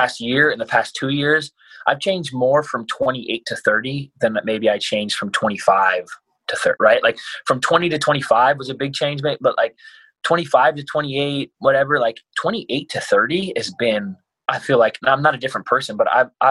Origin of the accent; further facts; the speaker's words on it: United States; I grew up poor in America.